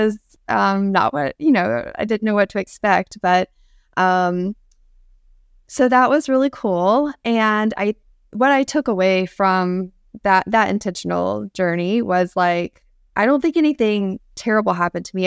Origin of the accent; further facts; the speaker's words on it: Central Florida, United States; I grew up in Central Florida